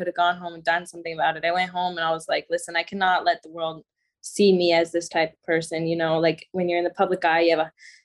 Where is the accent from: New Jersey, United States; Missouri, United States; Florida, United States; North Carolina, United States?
Florida, United States; I'm from Florida